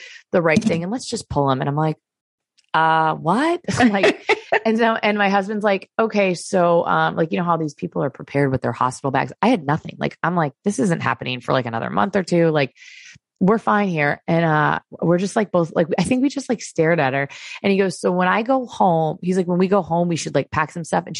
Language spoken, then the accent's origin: English; Florida, United States; moved away; also born or lived in Connecticut; I'm originally from Florida